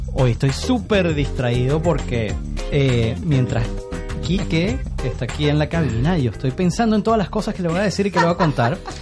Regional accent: Caracas, Miranda, Venezuela; also born or lived in Paris, France / Canada; yo crecí en La Lagunita, y en la Universidad Metropolitana

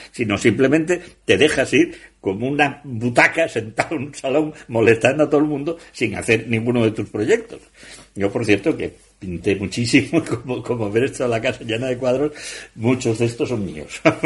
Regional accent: Asturias, Spain; yo como asturiano

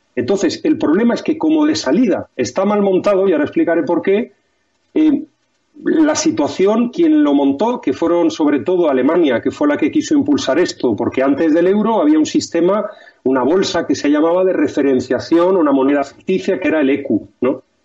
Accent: Spain

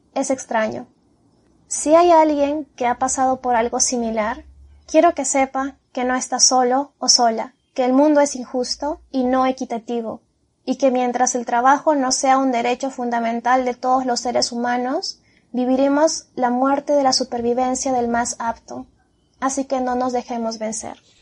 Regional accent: Peru; Soy peruana, tengo 31 años

